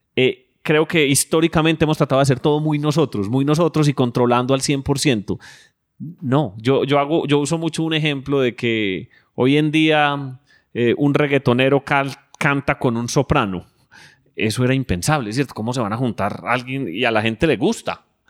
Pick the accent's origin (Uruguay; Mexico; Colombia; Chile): Colombia; nosotros como colombianos